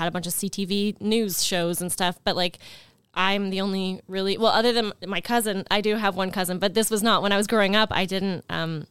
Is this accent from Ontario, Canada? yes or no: no; Montreal, Quebec, Canada; also born or lived in Toronto; I grew up in Montreal in the Plateau.